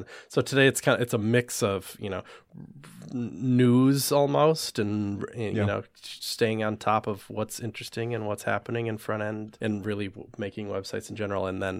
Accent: Wisconsin, United States; I grew up in right outside of Madison, Wisconsin, and we had just a really like well-funded, nice school district

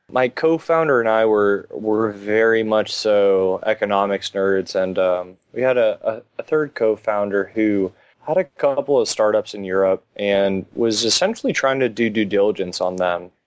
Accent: Miami, Florida, United States; I'm probably one of the few that are actually born and raised in Miami. Grew up just off of Kendall, Went to high school down here

